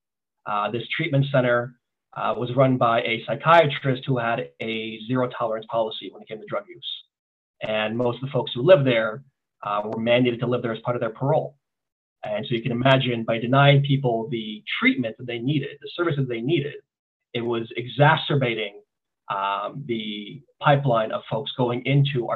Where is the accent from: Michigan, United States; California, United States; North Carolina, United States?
California, United States; Los Angeles; also born or lived in Italy / Iran (ancestry); We moved around a lot here in the West Valley, grew up in a lot of parts of Canoga Park, Chatsworth, Wooden Hills